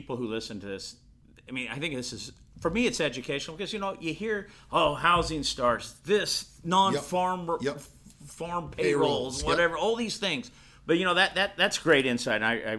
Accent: Bakersfield, California, United States; I'm from Bakersfield, California, as you know, and in the Central Valley, we have a lot of farming

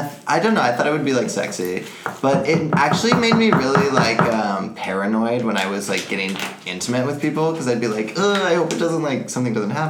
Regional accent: Washington, United States; Oh, I'm from Washington.

